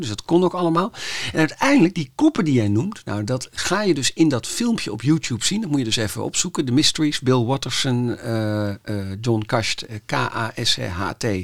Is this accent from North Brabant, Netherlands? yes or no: no; Amsterdam, North Holland, Netherlands; ik kom dan toevallig uit Amsterdam